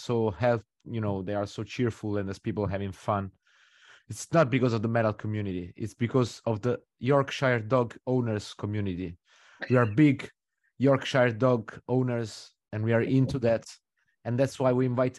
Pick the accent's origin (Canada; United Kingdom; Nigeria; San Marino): San Marino; I'm from San Marino